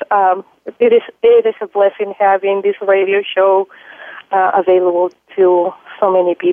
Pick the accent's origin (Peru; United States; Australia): Peru; I was born in South America, Peru.